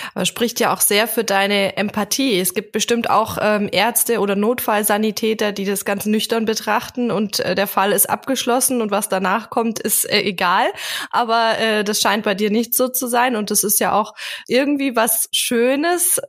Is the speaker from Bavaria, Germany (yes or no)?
yes; Memmingen, Bavaria, Germany; in meiner Heimatstadt Memmingen